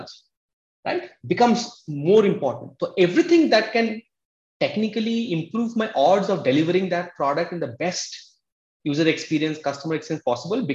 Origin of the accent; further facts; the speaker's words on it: Kolkata, West Bengal, India; moved away as an adult; also born or lived in Odisha / Mumbai; now in Bangalore, India; I came from Odisha, a small village in Odisha. I was brought up in Calcutta